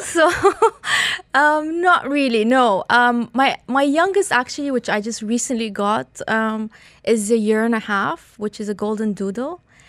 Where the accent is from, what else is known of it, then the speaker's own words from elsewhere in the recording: Iran; now in Dubai, United Arab Emirates; Hi, I'm originally Iranian, but I've been in Dubai for over 36 years.